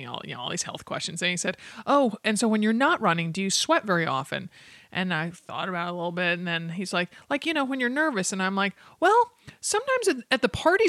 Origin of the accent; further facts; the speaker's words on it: Stamford, Connecticut, United States; now in Portland, United States; I was in Connecticut growing up in Stamford